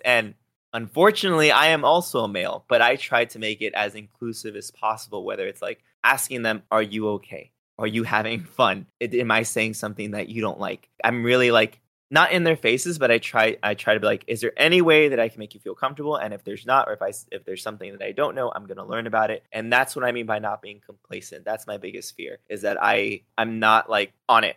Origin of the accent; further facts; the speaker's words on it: Los Angeles, California, United States; moved away; also born or lived in Texas / Ventura, California; I grew up in East L A in a pretty bad neighborhood